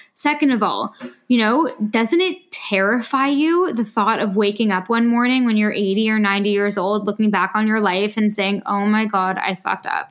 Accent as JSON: {"language": "English", "country": "Canada", "also_born_or_lived": "France", "moved": "yes", "lives_now": "London, United Kingdom", "said": "I'm usually in London, but I am from Canada"}